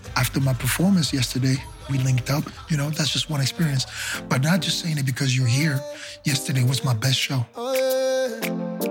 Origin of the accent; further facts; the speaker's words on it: Benin; I'm from Benin, West Africa.